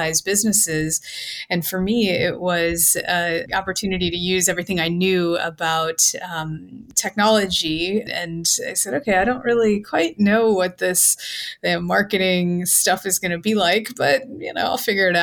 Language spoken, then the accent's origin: English; Cincinnati, Ohio, United States; I'm from Cincinnati, Ohio. That's where I was living when I was working at GE